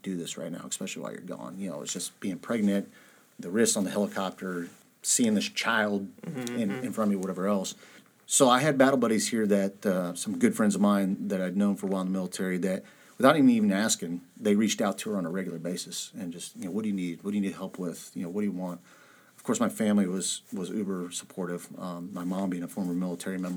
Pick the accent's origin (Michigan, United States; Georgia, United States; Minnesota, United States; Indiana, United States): Indiana, United States; Huntington; born or raised there